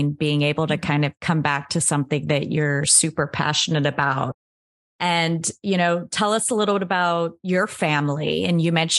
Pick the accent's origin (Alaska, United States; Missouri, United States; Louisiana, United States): Alaska, United States; Anchorage; now in Miami, United States; growing up in Anchorage, Alaska, there's a little bit of everything